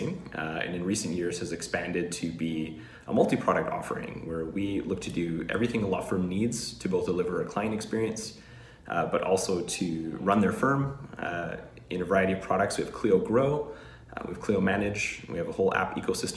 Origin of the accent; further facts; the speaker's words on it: Vancouver, British Columbia, Canada; my hometown is Vancouver, BC, Canada